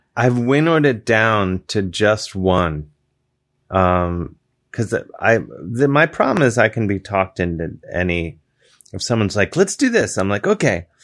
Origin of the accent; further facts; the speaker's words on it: Ohio, United States; moved away; I'm from Ohio